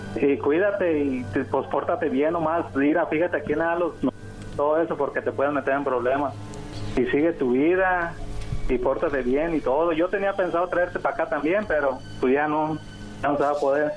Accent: Sinaloa, Mexico; yo soy de, de Sinaloa.

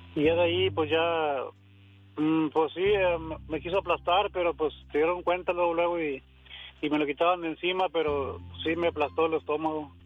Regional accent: Tamaulipas, Mexico; moved away; yo nací en Tamaulipas

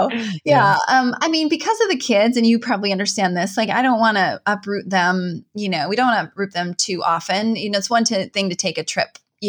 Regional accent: Minnesota, United States; I'm from Northern Minnesota. So like walleye and wild rice, those are probably the two things.

